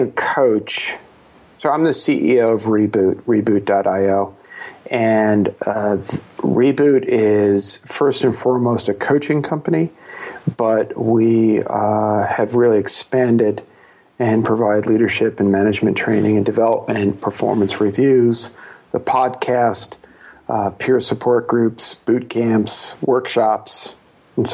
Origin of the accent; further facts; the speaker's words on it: New York City, New York, United States; I was born in Brooklyn